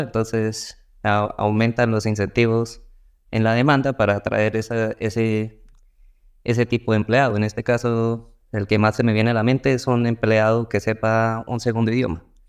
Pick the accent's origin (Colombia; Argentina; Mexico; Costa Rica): Colombia; acá en Colombia